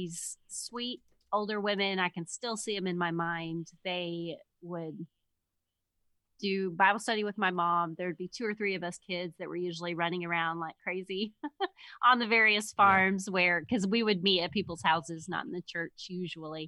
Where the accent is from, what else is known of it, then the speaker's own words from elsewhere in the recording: Missouri, United States; moved away as an adult; also born or lived in Michigan; now in Grand Rapids, United States; I grew up in Missouri in the country